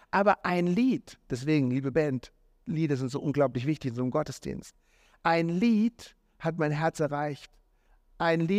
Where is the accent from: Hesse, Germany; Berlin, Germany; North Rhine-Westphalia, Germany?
Hesse, Germany; Marburg; An diesem Tag, als das Mädel mit mir Schluss gemacht hat, bin ich in Marburg, da wo ich aufgewachsen bin, bin ich in einem Jugendgottesdienst äh, gelandet.